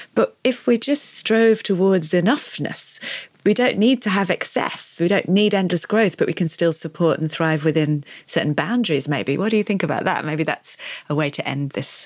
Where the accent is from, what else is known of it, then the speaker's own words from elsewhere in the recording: the north of England, United Kingdom; I grew up in Britain